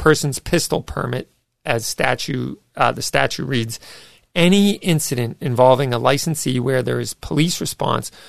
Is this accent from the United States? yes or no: yes; United States; I was born here, for crying out loud. I was born in America